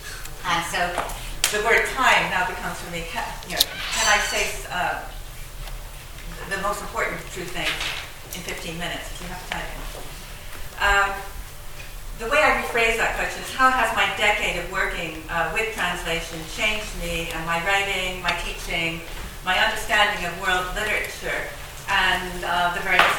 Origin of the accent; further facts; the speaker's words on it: Neptune, New Jersey, United States; born there; But I have to say, I was born in Neptune, New Jersey.